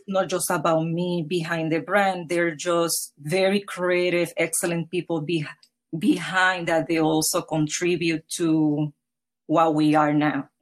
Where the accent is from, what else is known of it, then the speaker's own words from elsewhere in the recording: Puerto Rico; now in New York, United States; Home is Puerto Rico. It is in the Caribbean